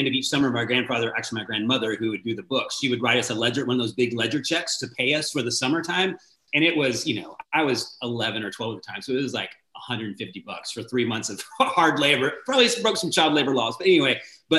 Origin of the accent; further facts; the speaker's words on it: Dallas, Texas, United States; That'd be Dallas, Texas. Good old Dallas. Inner city, mostly, but Dallas is where I hail from.